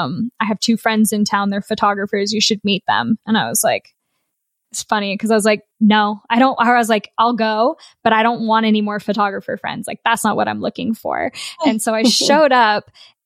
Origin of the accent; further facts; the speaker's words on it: United States; moved away as an adult; also born or lived in Melbourne, Australia; I come from America. What I realized after living in Australia